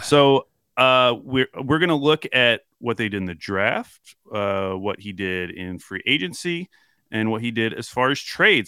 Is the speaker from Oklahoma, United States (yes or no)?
yes; Oklahoma, United States; my family growing up in Oklahoma